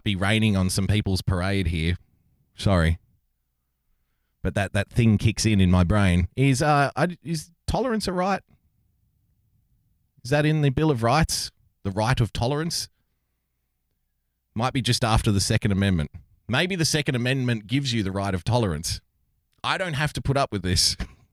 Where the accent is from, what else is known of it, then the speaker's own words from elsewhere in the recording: Australia; here in Australia